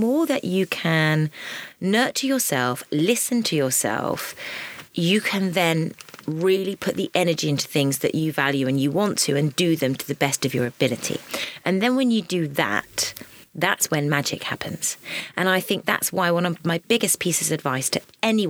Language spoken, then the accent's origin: English; Suffolk, East of England, United Kingdom; moved away; I was a country bumpkin. And I was from Suffolk.